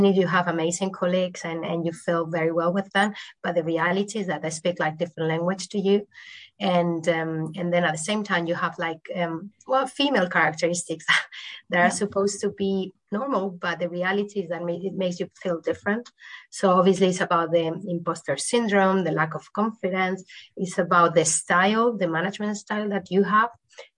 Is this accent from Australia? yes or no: no; Valencia, Valencian Community, Spain; also born or lived in London; now in Madrid, Spain; I was born in Valencia, a small city in Spain, though I'm living in Madrid now.